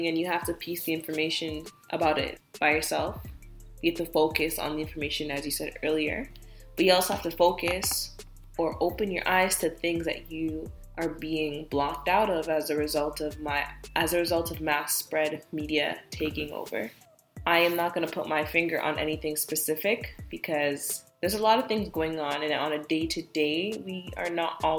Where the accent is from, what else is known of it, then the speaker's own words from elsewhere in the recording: Canada; me as a Canadian